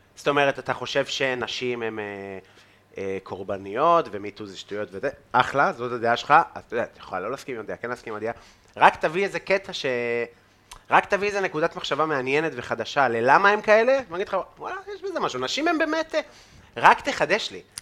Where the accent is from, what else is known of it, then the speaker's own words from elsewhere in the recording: Afula, Northern District, Israel; אני מעפולה, בן 18